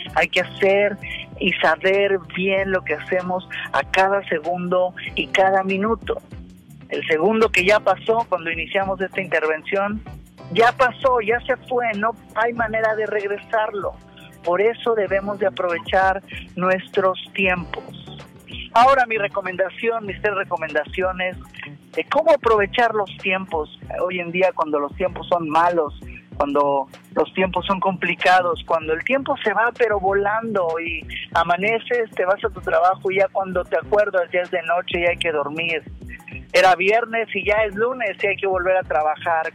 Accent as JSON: {"language": "Spanish", "country": "Mexico", "said": "yo como mexicano"}